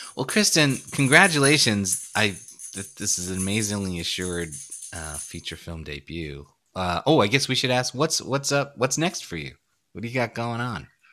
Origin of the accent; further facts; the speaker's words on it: New York City, New York, United States; I grew up in Brooklyn, New York